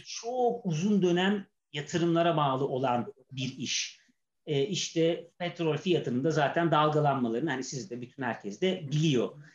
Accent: Istanbul, Turkey; 1979 yılında doğdum. Ee, Şişli'de hatta şimdi bizim ofise de çok uzak olmayan bir yer

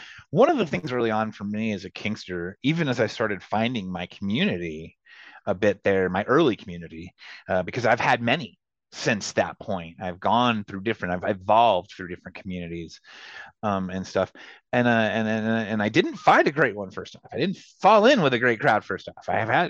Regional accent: North Central Texas, United States; growing up in North Central Texas, kinky and queer and punk rock

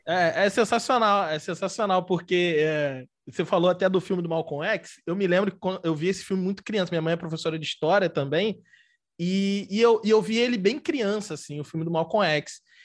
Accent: Rio de Janeiro, Brazil; sou do Rio de Janeiro

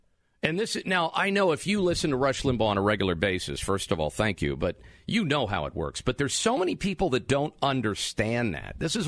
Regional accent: Pennsylvania, United States; my home state of Pennsylvania

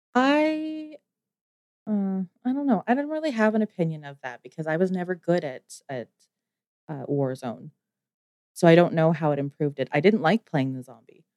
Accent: Canada; me being Canadian

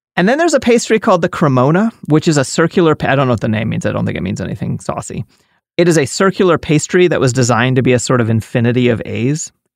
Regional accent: United States; as an American, I grew up knowing where Canada and Mexico are

